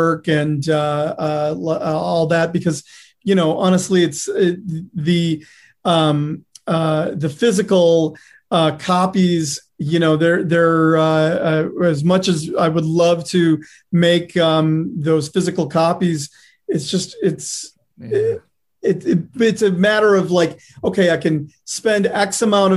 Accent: Detroit, Michigan, United States; moved away as an adult; also born or lived in New York; now in Los Angeles, United States; I'm from Detroit, Michigan, but I spent, you know, most of my 20s in New York

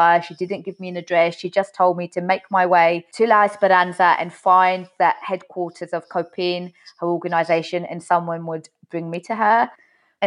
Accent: United Kingdom; now in New York, United States; I'm a British journalist currently based in New York

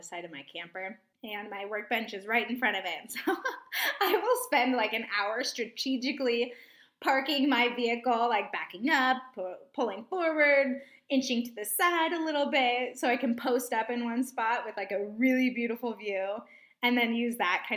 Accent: Arizona, United States; moved away as an adult; also born or lived in Oregon; grew up in Arizona, moved to Oregon.

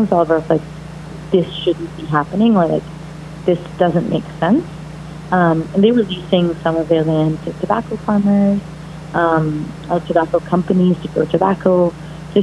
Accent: Mumbai, Maharashtra, India; moved away as an adult; now in United States; I'm Indian and grew up in India, so my experience was never one of being an Indian American

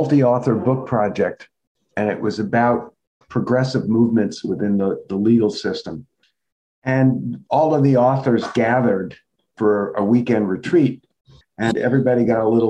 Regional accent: New York City, New York, United States; growing up in the New York City metro area

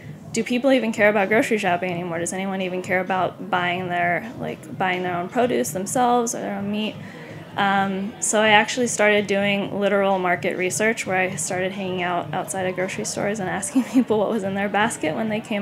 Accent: San Clemente, California, United States; moved away; I'm from Southern California. I'm from a small town

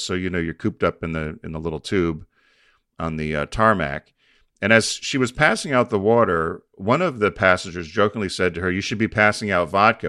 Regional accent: United States; I'm an American

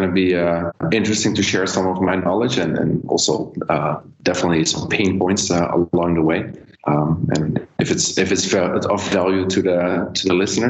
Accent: Netherlands; moved away as an adult; now in China; I'm from the Netherlands, but I've been based in China for the last 5-6 years now.

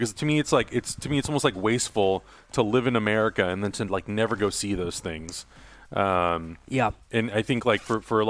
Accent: California, United States; also born or lived in Europe; I'm from California, so I've spent majority of my life living in California.

